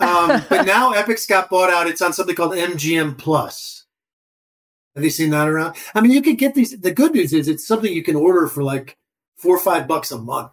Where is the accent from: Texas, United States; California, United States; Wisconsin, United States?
Wisconsin, United States; Madison; moved away as an adult; now in New York, United States; I grew up in Madison, Wisconsin